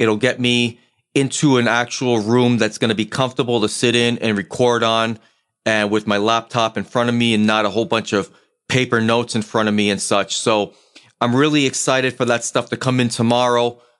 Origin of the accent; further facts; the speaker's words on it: New England, United States; But given the fact that I'm originally from New England, I will always have a rooting interest whenever the Boston sports teams are competing for any sort of championship.